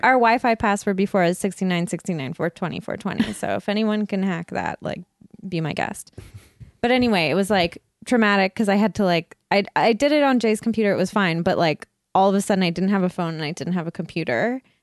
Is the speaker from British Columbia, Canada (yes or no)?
yes; Burnaby, British Columbia, Canada; I grew up in Burnaby